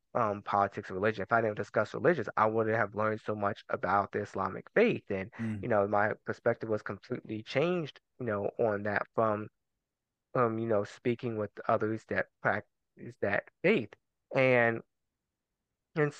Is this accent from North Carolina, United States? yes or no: yes; Durham, North Carolina, United States; also born or lived in Germany; I grew up in Durham.